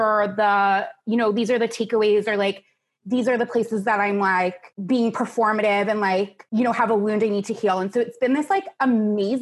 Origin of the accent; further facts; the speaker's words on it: United States; now in Seattle, United States; I lived in Seattle for about 2.5 years. I grew up on the East Coast outside of New York